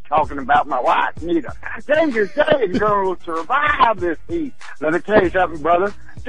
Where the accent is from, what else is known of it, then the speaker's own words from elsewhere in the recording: Memphis, Tennessee, United States; When I grew up in Memphis, Tennessee, the trash man came to your backyard behind your garage and got your trash.